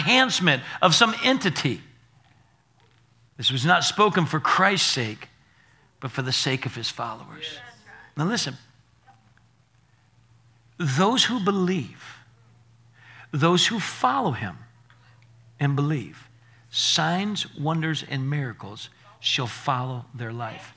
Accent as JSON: {"language": "English", "town": "Naples", "region": "Florida", "country": "United States", "moved": "as an adult", "lives_now": "Alabama, United States", "said": "I was from Naples, Florida, and I came to Alabama here"}